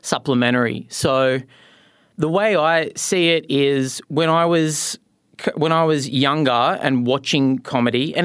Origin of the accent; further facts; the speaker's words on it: Newcastle, New South Wales, Australia; moved away; I grew up in Newcastle, New South Wales, one of the great places on planet Earth